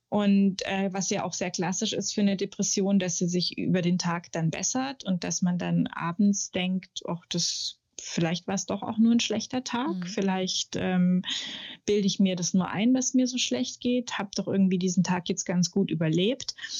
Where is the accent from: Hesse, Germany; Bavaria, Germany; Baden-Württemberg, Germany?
Bavaria, Germany; Munich; moved away; ich komme aus München, lebe da auch immer noch oder wieder eigentlich